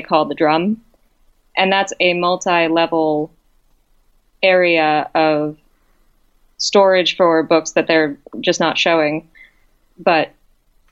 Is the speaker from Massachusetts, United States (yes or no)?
yes; central Massachusetts, United States; also born or lived in Amherst, Massachusetts; I grew up in a central Massachusetts town that was actually on ghost adventures for two of its buildings, the Reed House and the Spalding Cooperage